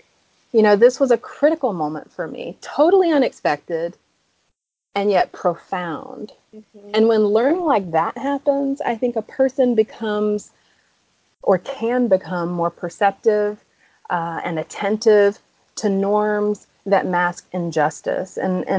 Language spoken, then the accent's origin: English; the South, United States; Yeah. I'm from the South. I get that.